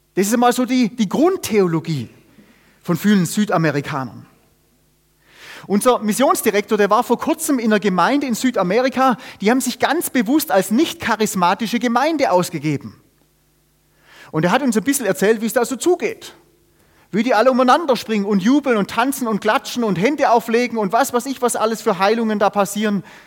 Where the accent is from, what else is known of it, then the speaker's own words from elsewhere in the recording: Germany; also born or lived in Austria; wir haben la-, viele Jahre in Österreich gewohnt, die Österreicher haben dafür einen Satz, der bringt's genau auf den Punkt, und den, den versteht man auch sogar als Deutscher